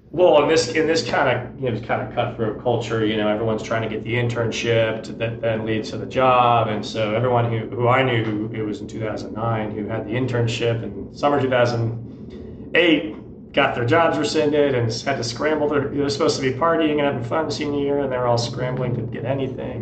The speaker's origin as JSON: {"language": "English", "town": "Dallas", "region": "Texas", "country": "United States", "tie": "born or raised there", "also_born_or_lived": "Houston, Texas", "said": "born in Houston, Texas. Ended up moving to Dallas when I was pretty young. So uh, I grew up there and went to high school there"}